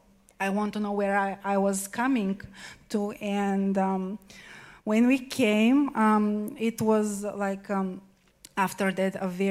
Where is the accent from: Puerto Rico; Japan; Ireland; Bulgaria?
Bulgaria; English is a second language; moved away as an adult; now in Italy; I'm from Bulgaria. I'm in Italy because I'm married for an Italian